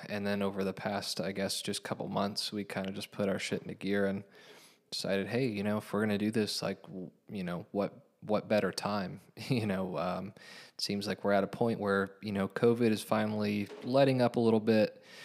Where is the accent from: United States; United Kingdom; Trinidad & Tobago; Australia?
United States; Hamilton, Ohio; I was born in Hamilton, grew up in Hamilton, raised in Hamilton